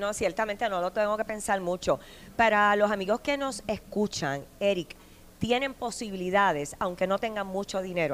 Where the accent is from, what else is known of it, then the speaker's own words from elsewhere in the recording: San Juan, Puerto Rico; no soy de acá y soy de San Juan